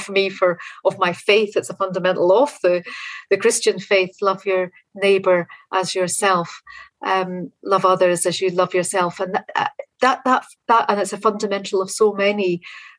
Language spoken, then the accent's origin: English; Northern Ireland, United Kingdom; now in Scotland; growing up in Northern Ireland. I live in Scotland now, but my home was in Northern Ireland